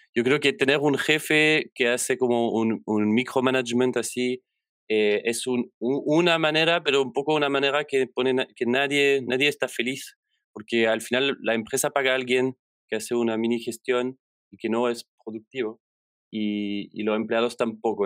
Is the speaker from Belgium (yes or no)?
yes; Belgium; first language French; Spanish is a second language; moved away as an adult; also born or lived in Chile; now in Santiago, Chile; yo vengo de Bélgica, donde trabajé en instituciones más clásicas